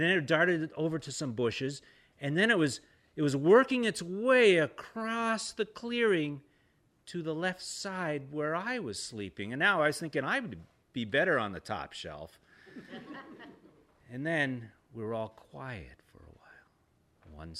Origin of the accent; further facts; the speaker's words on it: the South, United States; I'm from the South